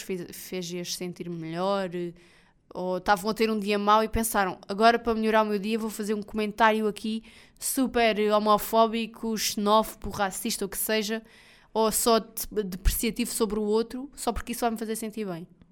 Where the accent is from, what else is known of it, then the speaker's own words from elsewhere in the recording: Portugal; eu sou português do Portugal